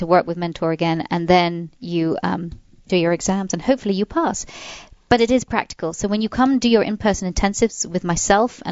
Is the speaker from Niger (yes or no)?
no; England, United Kingdom; being English